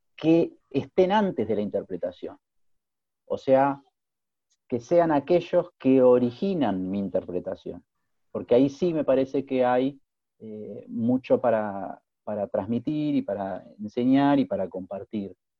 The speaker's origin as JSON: {"language": "Spanish", "region": "Buenos Aires", "country": "Argentina", "tie": "born or raised there", "moved": "as an adult", "lives_now": "Austria", "said": "soy un río platense, porteño, que nació en 1976"}